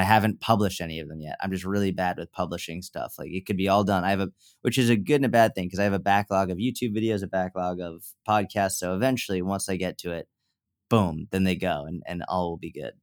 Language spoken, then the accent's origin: English; Northeast, United States; now in Dallas, United States; I grew up in the Northeast